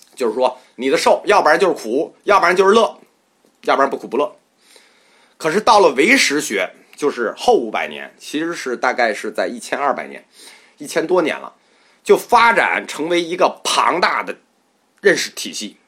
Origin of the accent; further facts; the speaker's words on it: China; 我们中国人